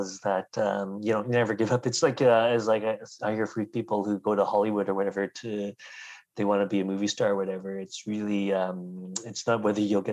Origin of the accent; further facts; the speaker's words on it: Richmond, British Columbia, Canada; also born or lived in Kelowna; And I grew up in Richmond, just close to the airport